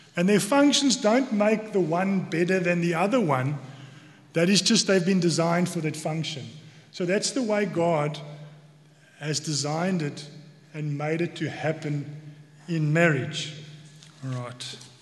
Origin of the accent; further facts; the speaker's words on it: South Africa; accent: South African; now in Cork, Ireland; you might hear from my accent that I'm from South Africa.